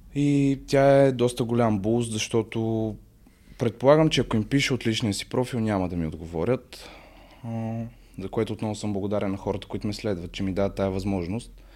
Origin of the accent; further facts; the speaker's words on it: Sofia, Sofia City, Bulgaria; на 20 години съм от София